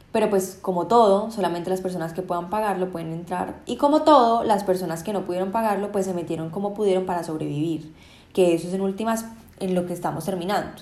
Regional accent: Colombia

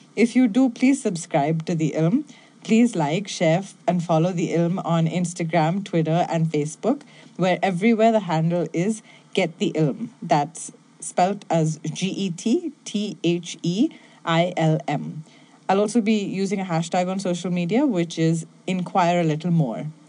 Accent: Bangalore, Karnataka, India; moved away; also born or lived in Mumbai; I'm originally from Bangalore in India

